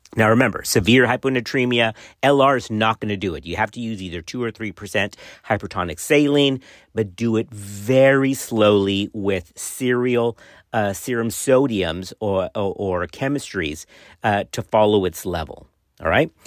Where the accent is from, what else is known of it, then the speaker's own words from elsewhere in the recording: Texas, United States; my home state of Texas